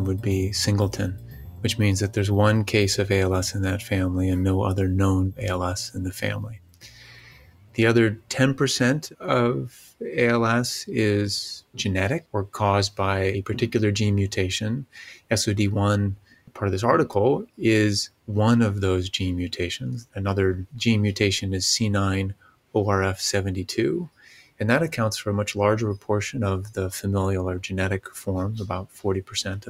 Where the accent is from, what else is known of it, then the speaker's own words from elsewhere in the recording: St. Louis, Missouri, United States; moved away as an adult; also born or lived in Virginia; I'm from St. Louis. I had grown up there